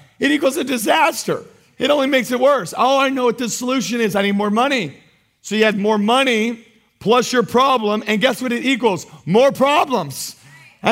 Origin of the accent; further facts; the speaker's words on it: United States; as American Christians